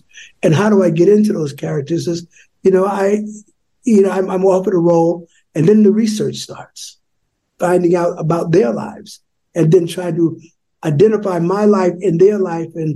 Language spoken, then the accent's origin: English; New York, United States; when I was growing up on Channel 9